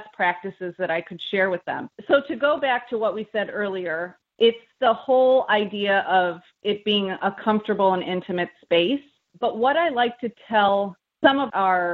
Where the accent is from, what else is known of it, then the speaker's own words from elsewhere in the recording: Midwest, United States; moved away as an adult; now in Washington, D.C., United States; We're both from the Midwest.